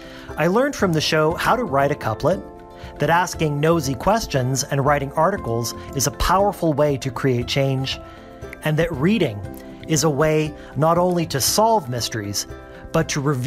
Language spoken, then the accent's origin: English; Hamilton, Ontario, Canada; growing up in Hamilton in the 80s